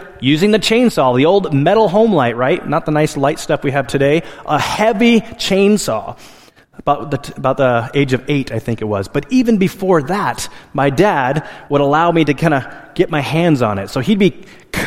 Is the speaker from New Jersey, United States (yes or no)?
no; Alaska, United States; moved away; I grew up in Alaska, and in Alaska, our primary source of heat was a wood stove